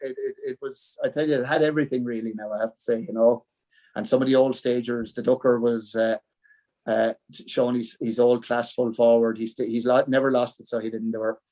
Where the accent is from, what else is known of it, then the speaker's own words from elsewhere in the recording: Buffers Alley, County Wexford, Ireland; when you're born a Buffers Alley man, you'll remain a Buffers Alley man all your life.